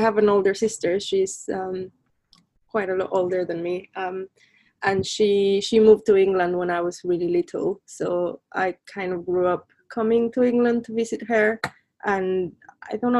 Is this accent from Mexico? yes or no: yes; Colima, Mexico; moved away as an adult; also born or lived in Mexico City; now in London, United Kingdom; I'm originally from Mexico. I was born in Mexico City, but grew up um, in the Pacific coast in a small town called Colima